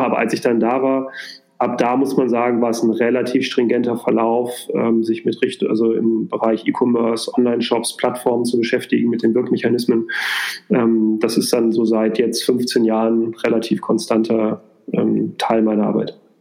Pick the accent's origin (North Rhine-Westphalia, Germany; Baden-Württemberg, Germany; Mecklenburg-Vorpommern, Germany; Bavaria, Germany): North Rhine-Westphalia, Germany; Minden; moved away as an adult; also born or lived in near Düsseldorf; now in Hamburg, Germany; ich bin in der Nähe von Düsseldorf geboren, habe da auch die ersten sechs Jahre gewohnt ähm, und bin dann in Minden aufgewachsen